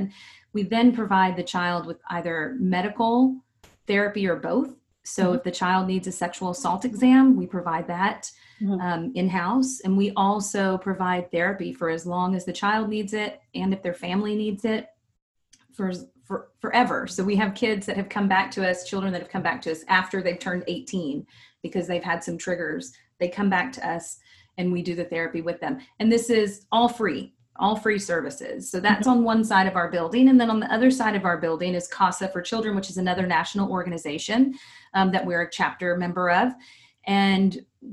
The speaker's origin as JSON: {"language": "English", "region": "Texas", "country": "United States", "said": "I'm from Texas"}